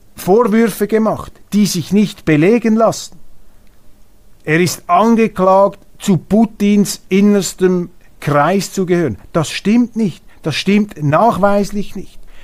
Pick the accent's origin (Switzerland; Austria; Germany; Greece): Switzerland; als Schweizer